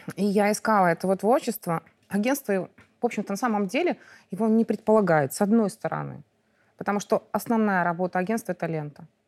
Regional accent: Mogilev, Mogilev Region, Belarus; moved away as an adult; now in Minsk, Belarus; Я выросла в Могилёве

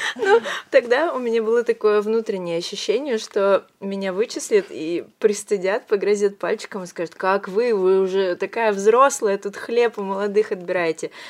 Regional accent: Vladivostok, Primorsky Krai, Russia; moved away as an adult; also born or lived in Moscow; now in Saint Petersburg, Russia; Я сама родом из Владивостока

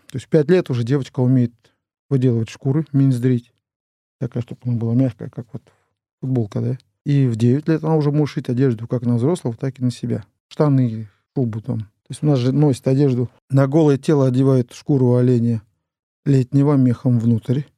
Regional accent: Chukotka Autonomous Okrug, Russia; в советское время у нас на Чукотке не было имен

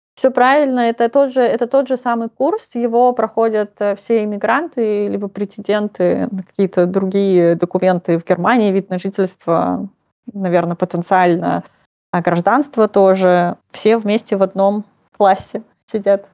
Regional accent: Russia; moved away as an adult; now in Nuremberg, Germany; я именно выросла в России, и я свою сознательную жизнь там провела

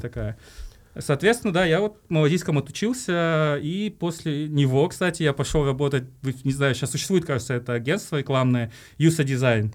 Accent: Tashkent, Uzbekistan; moved away as an adult; now in Kazakhstan; я сам родился в Ташкенте на самом деле и э, Э, здесь недалеко жил, э, на Айбек, и ходил в 110-ю школу

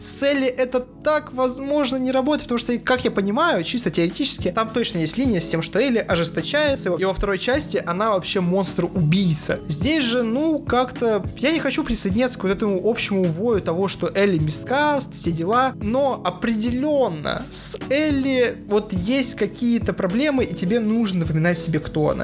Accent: Achinsk, Krasnoyarsk Krai, Russia; Я как человек из Ачинска говорю, люди реально так и развлекаются в маленьких городах

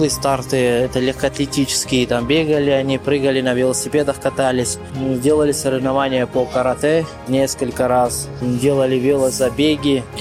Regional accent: Dagestan, Russia; also born or lived in Astrakhan Oblast; Родился я в Астраханской области, а, но все свое детство прожил в Дагестане, занимался вольной борьбой. А, в 2011 году приехал в Челябинск к дяде для продолжения обучения.

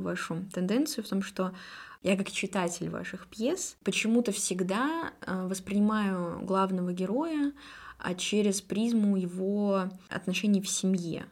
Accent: Perm, Perm Krai, Russia; я пермячка

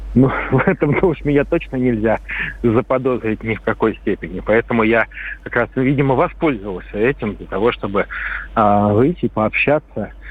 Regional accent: Saint Petersburg, Russia; Я петербуржец

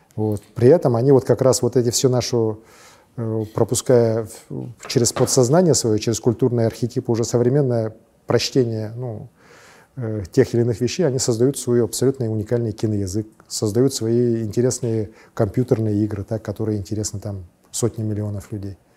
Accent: Verkhnevilyuysk, Sakha Republic, Russia; also born or lived in Leningrad; с малых, самых-самых малых лет я вырос вот в Верхнем Юрьевске

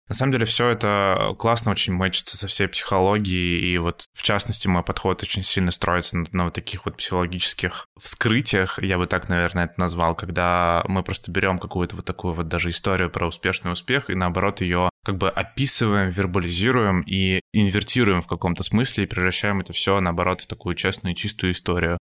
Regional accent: Yaroslavl, Yaroslavl Oblast, Russia; also born or lived in Saint Petersburg / Moscow; now in Georgia; изначально я вообще из Ярославля, но долгое время жил и работал в Петербурге

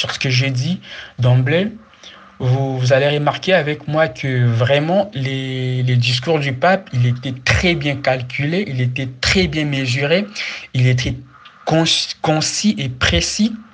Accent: DR Congo; nous, en tant qu'Africains, non pas en tant que Congolais, mais en tant qu'Africains en général

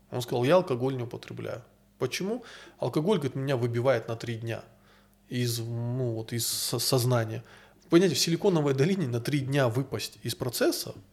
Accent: North Caucasus, Russia; Такое ощущение, будто бы мы, кавказцы, не можем дать миру ничего, кроме своей хорошей физиологии.

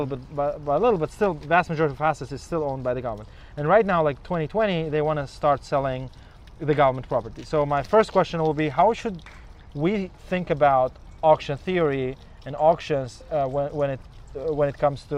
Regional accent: Uzbekistan; And, you know, I'm from Uzbekistan

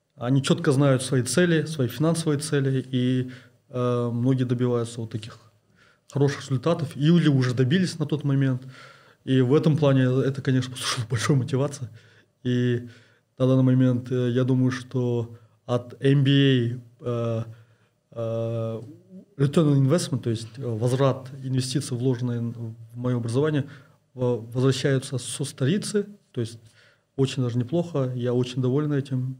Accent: East Kazakhstan Region, Kazakhstan; moved away as an adult; also born or lived in Kostanay Region / Almaty / London / Kyiv; я родился в Кустанайской области, э, учился э, в Восточно-Казахстанской области

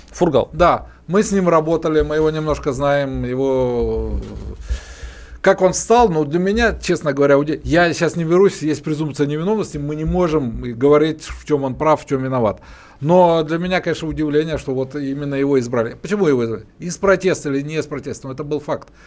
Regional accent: Urals, Russia; я вот, как и Александр, мы родились на Урале

